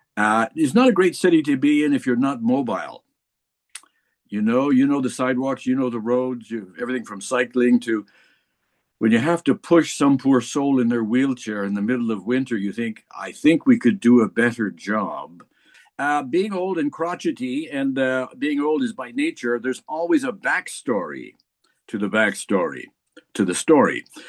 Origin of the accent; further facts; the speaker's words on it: Winnipeg, Manitoba, Canada; born and bred in Winnipeg, Manitoba, Canada. Uh, grew up here